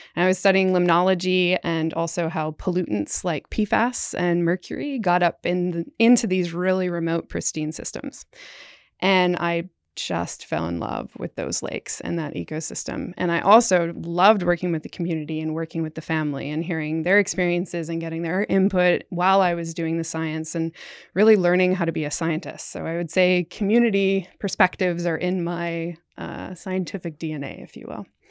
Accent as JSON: {"language": "English", "region": "coastal Maine", "country": "United States", "tie": "born or raised there", "also_born_or_lived": "Canada", "moved": "yes", "lives_now": "Florida, United States", "said": "I grew up on the coast, coastal Maine is home"}